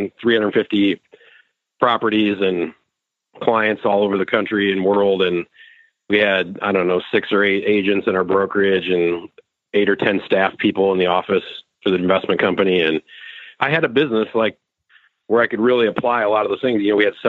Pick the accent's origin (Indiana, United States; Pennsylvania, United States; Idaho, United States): Indiana, United States; I grew up here in Indiana